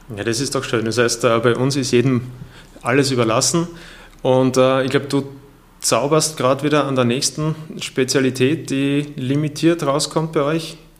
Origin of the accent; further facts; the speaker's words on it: Austria; bei uns in Österreich